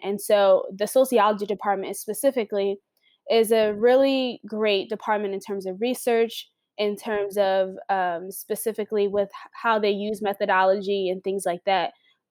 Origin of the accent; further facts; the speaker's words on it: Philadelphia, Pennsylvania, United States; I'm originally from Philadelphia